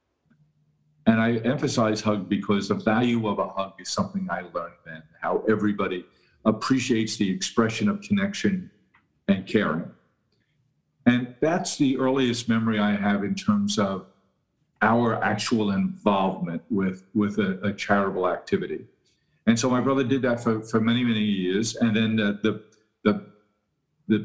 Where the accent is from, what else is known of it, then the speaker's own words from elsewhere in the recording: New York City, New York, United States; I was born and raised in Queens, New York